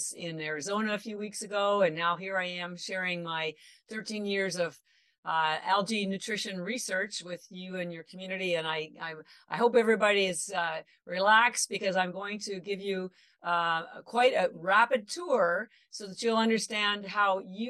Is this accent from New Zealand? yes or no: no; Canada; now in Boston, United States; I live in Boston, but I'm actually Canadian